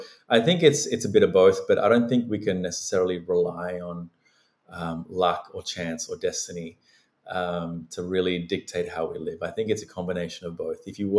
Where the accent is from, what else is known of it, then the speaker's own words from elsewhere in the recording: Sri Lanka; now in Australia; I was born and raised in the Buddhist tradition in Sri Lanka.